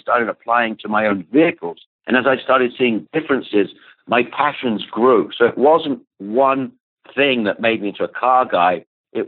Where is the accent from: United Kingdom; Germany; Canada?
United Kingdom; England; now in United States; I grew up in England